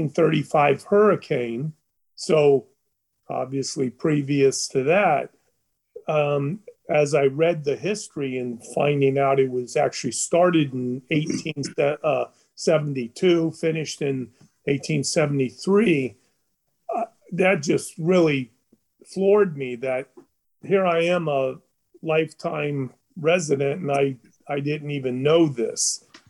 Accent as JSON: {"language": "English", "region": "Florida Keys", "country": "United States", "tie": "born or raised there", "also_born_or_lived": "Chicago, Illinois", "said": "I've lived in the Keys all my life. Since I was two weeks old, my mother brought, I was born in Chicago, and I was brought here when I was 2 weeks old in 1959"}